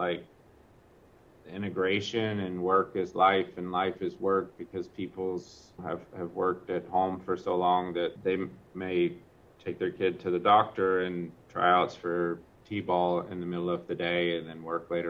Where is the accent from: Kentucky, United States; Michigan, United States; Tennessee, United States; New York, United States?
Kentucky, United States; I grew up in Kentucky, and so I legitimately humble beginnings